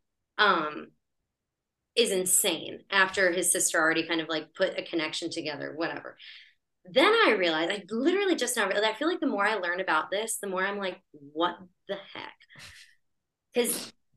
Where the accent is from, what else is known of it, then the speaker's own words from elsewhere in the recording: United States; accent: Greek American; I grew up in America, but I was like, my family's from Chios and Thessaloniki